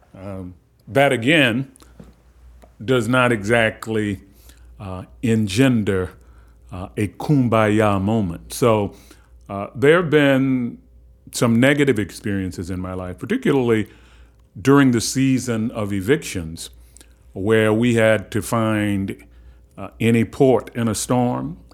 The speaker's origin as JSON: {"language": "English", "town": "Baltimore", "region": "Maryland", "country": "United States", "tie": "born or raised there", "said": "I grew up in Cherry Hill in the public housing project of Baltimore."}